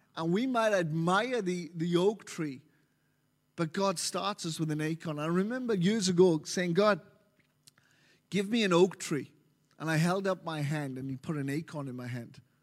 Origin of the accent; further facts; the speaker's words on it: Wales, United Kingdom; moved away as an adult; now in Melbourne, Australia; I'm from Wales. Wales originally been here for nearly thirteen years now. uh, in Melbourne.